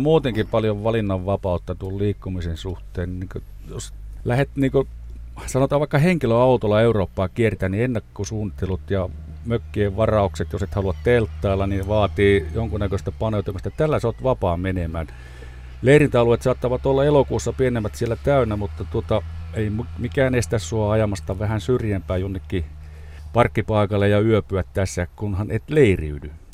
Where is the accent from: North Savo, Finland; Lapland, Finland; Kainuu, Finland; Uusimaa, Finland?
Lapland, Finland; Rovaniemi; Me olemme kumpikin Rovaniemeltä kotoisin.